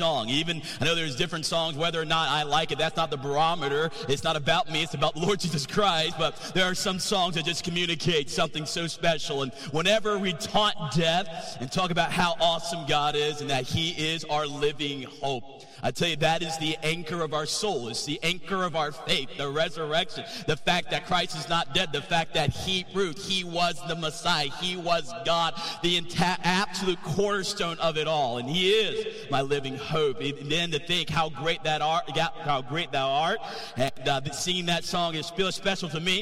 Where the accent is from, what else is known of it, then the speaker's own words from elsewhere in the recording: North Carolina, United States; moved away as an adult; I'm from North Carolina